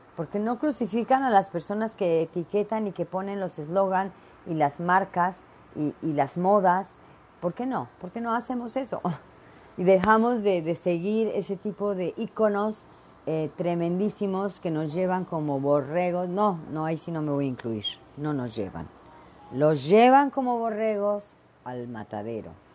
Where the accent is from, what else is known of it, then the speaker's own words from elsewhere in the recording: Veracruz, Mexico; moved away; Soy mexicana, nací en México, en el puerto de Veracruz y me encanta el chile y soy bien picardienta, porque aparte soy jarocha